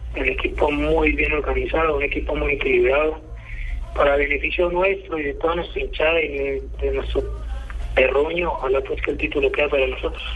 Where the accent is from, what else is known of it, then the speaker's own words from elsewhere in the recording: Colombia; como colombianos